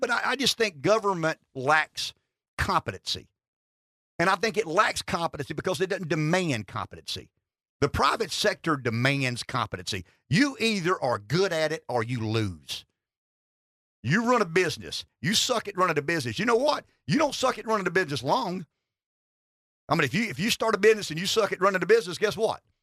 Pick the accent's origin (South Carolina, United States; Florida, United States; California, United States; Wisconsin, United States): South Carolina, United States; Pamplico; I'm from Pamplico.